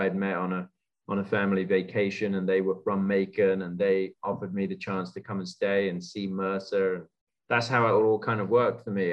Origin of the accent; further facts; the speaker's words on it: London, United Kingdom; moved away as an adult; also born or lived in Georgia, United States; now in United States; growing up around London, there's just a ton of great golf